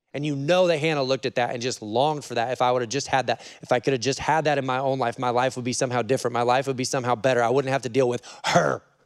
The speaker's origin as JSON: {"language": "English", "region": "Oregon", "country": "United States", "said": "I'm from Oregon"}